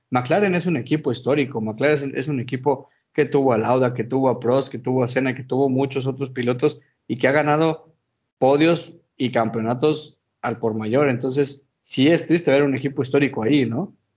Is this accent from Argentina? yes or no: no; Mexico; como mexicano